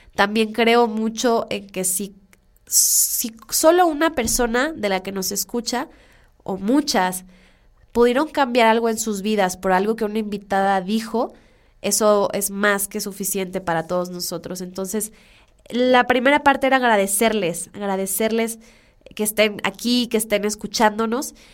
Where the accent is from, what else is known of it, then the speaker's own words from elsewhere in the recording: Culiacán, Sinaloa, Mexico; moved away; yo soy de Culiacán, soy orgullosamente culichi